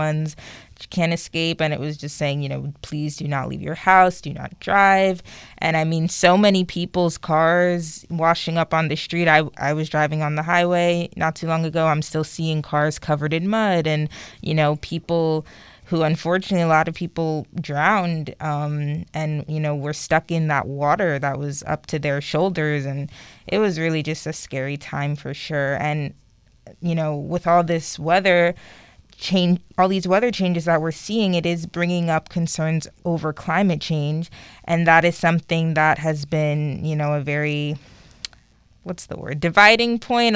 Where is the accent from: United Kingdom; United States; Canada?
United States; New York City, New York; moved away as an adult; now in Long Island, United States; I'm originally born and raised in Queens, but maybe 5 years ago I moved to Long Island